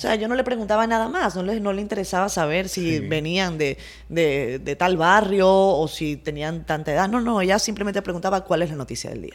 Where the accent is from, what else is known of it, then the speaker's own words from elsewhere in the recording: Venezuela; now in Dominican Republic; como venezolanos